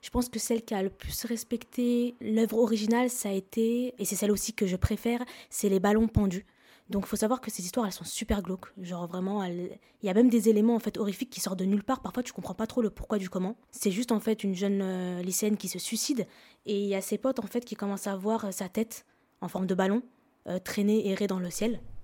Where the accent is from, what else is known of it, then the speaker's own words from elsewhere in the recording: Lebanon; je suis libanaise